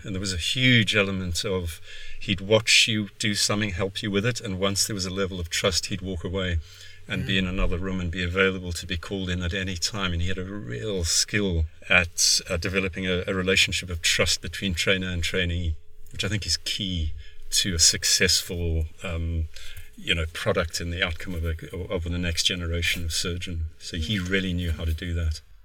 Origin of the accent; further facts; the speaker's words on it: South Africa; moved away; also born or lived in Cape Town; I'm South African of origin, med school in Cape Town